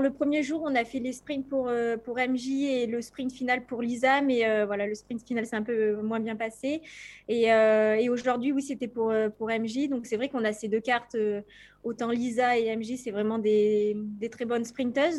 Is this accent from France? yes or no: yes; France; en tant que Française